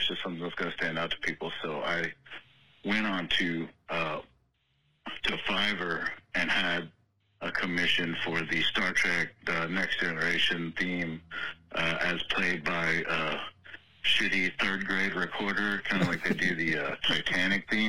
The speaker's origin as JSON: {"language": "English", "region": "South Texas", "country": "United States", "tie": "born or raised there", "said": "it's here in my hometown."}